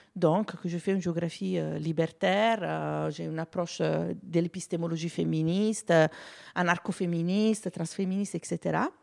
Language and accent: French; Italy; French is a second language; now in France; je suis italienne